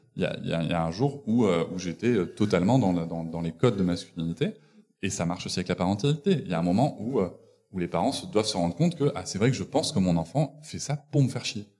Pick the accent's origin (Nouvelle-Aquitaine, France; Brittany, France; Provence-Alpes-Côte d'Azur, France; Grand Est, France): Nouvelle-Aquitaine, France; Bordeaux; je suis de Bordeaux